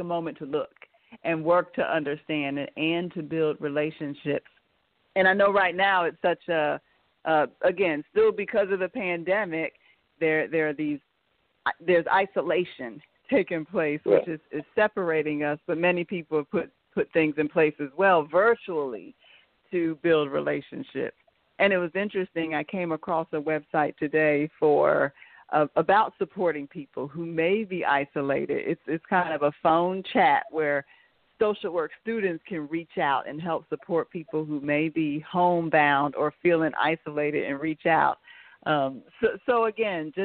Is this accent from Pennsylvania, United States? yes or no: yes; Pennsylvania, United States; now in North Carolina, United States; I'm originally from Pennsylvania, so when I lived there, I did have a private counseling practice.